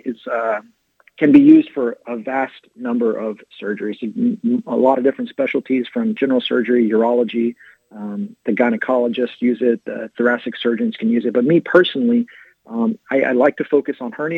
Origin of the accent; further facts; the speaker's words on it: San Angelo, Texas, United States; moved away as an adult; also born or lived in Fort Worth, Texas / Dayton, Ohio; now in Norman, United States; I grew up in West Texas, out in San Angelo